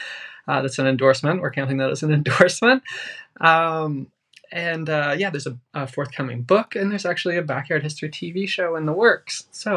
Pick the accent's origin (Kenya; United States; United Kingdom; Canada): Canada; Fredericton, New Brunswick; I'm from Fredericton and I live in Fredericton now